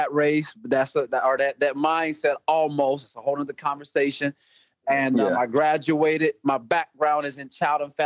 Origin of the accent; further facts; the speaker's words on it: Des Moines, Iowa, United States; I'm from Des Moines, Iowa